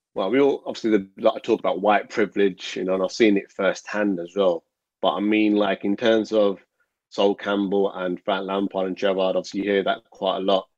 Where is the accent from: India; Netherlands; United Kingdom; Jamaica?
United Kingdom; Birmingham, West Midlands; We grew up in Birmingham